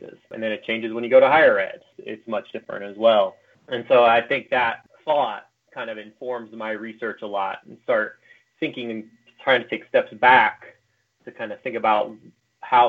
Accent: Macon, Missouri, United States; moved away as an adult; also born or lived in China / Brazil; now in Utah, United States; taught middle school social studies in my hometown in Macon, Missouri

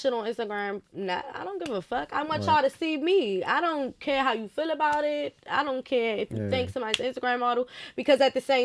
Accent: Washington, D.C., Maryland, United States; I grew up in Maryland. Right. And so, after being in trouble and doing all this and doing all that, I ended up in the city with my mother. I went to Wilson.

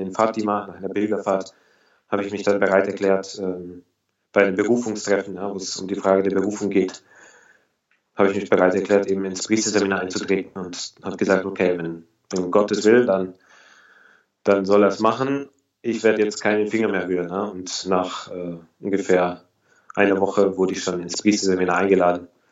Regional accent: Augsburg, Bavaria, Germany; moved away as an adult; now in Berlin, Germany; Ich komme aus Augsburg. Ich bin 29 Jahre alt. Ich bin seit 2010 in Berlin

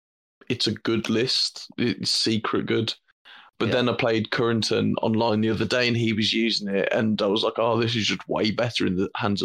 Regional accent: Wolverhampton, West Midlands, United Kingdom; I'm from Wolverhampton.

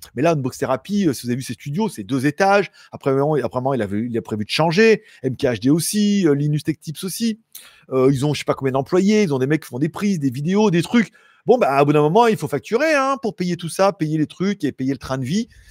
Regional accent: France; Je suis français

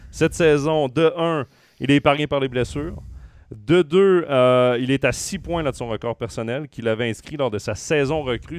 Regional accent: Trois-Rivières, Quebec, Canada; je viens de Trois-Rivières

